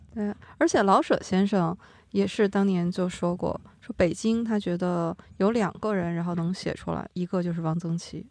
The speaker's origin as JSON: {"language": "Chinese", "region": "Yunnan", "country": "China", "said": "我们云南"}